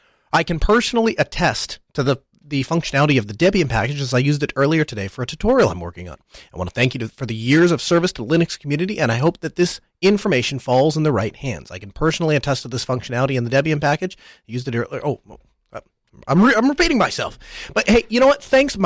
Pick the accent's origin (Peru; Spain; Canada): Spain; I'm from Spain.